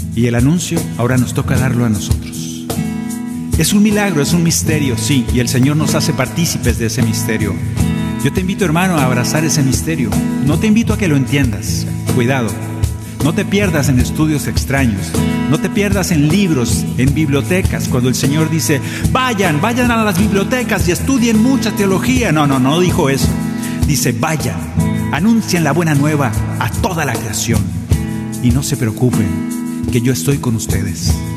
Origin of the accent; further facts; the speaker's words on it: Sonora, Mexico; moved away; Allá en mi tierra, en Sonora